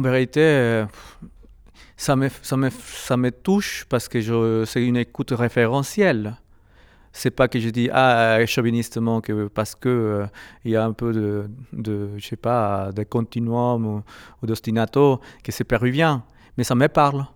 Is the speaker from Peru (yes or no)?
yes; Lima, Peru; French is a second language; moved away as an adult; now in France; je suis né à Lima